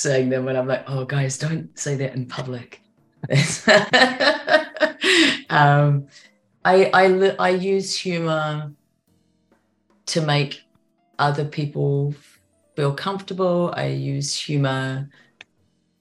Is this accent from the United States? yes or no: no; New Zealand; I'm a Kiwi